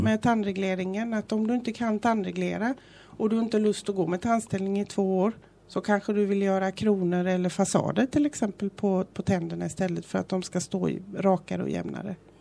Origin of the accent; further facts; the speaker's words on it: Gothenburg, Västra Götaland, Sweden; moved away as an adult; now in Fuengirola, Spain; jag är ju från Göteborg